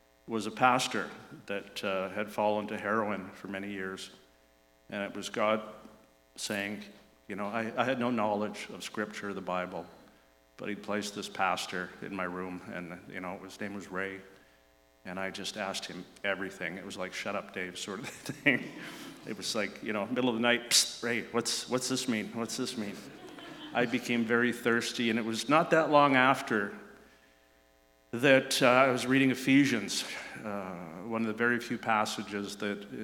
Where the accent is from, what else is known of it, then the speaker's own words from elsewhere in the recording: Vancouver, British Columbia, Canada; I grew up in Vancouver, East Vancouver